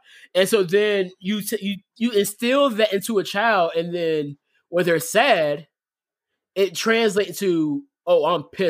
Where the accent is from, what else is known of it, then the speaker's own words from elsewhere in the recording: Portsmouth, Virginia, United States; I'm from Portsmouth.